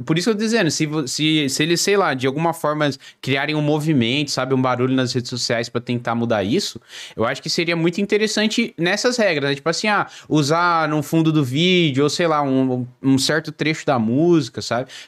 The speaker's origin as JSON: {"language": "Portuguese", "region": "São Paulo", "country": "Brazil", "lives_now": "Joinville, Brazil", "said": "Moro em Joinville, eu sou de São Paulo, capital, mas moro em Joinville hoje."}